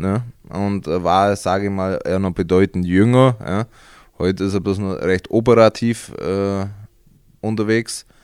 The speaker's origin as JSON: {"language": "German", "area": "Augsburg district", "region": "Bavaria", "country": "Germany", "tie": "born or raised there", "said": "Also ich komme aus dem Landkreis Augsburg, ganz ländlich"}